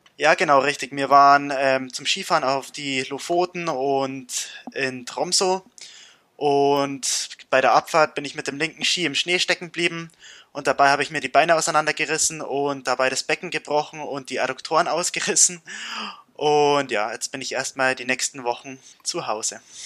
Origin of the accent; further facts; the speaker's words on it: Bavaria, Germany; bei uns in Bayern